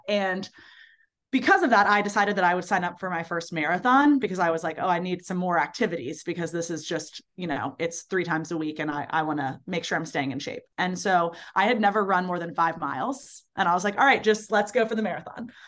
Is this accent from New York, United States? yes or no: no; Baltimore, Maryland, United States; moved away as an adult; now in New Orleans, United States; I grew up in Baltimore